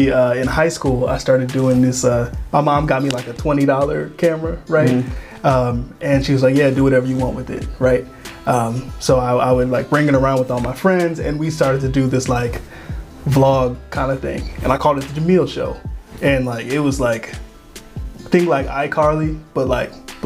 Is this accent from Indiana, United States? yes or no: no; Willoughby, Ohio, United States; also born or lived in Cincinnati / Columbus; I grew up in Willoughby, and then I stay out in Heights now